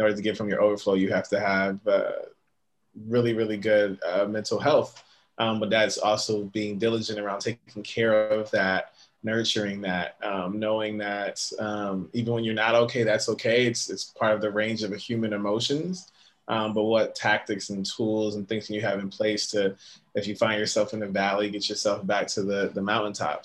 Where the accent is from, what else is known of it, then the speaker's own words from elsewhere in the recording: Connecticut, United States; also born or lived in Bronx, New York; now in New York, United States; I'm from Connecticut originally. Currently live in uh, the Bronx, New York